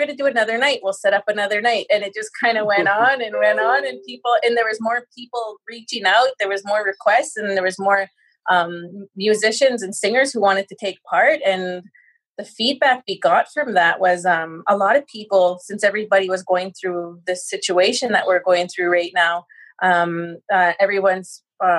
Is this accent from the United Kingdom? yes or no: no; Saddle Lake, Alberta, Canada; now in St. Paul, Canada; we're actually currently residing in St. Paul, Alberta, but I'm from Sad Lake